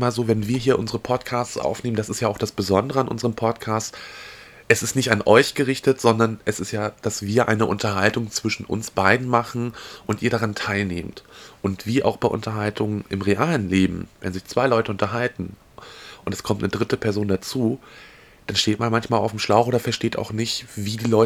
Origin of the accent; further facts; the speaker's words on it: Northern Germany, Germany; Wir sind Norddeutsche.